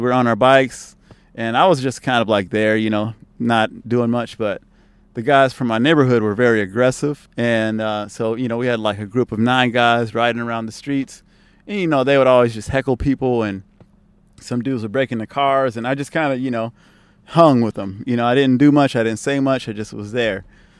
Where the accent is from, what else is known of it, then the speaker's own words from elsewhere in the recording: San Francisco, California, United States; also born or lived in Oakland, California; I was raised in Oakland until I was 9. Then we moved to the city